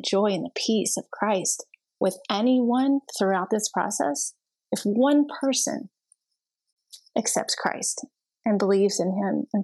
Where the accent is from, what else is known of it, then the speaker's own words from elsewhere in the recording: Texas, United States; I went to one in my hometown and then one in a different town in Texas.